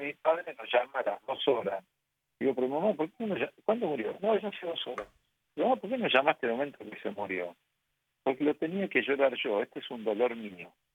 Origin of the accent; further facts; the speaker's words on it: Argentina; mi mamá me bautizó, nos bautizó en el santuario de Lourdes de Argentina, de Buenos y yo sigue, siempre seguí siendo ahí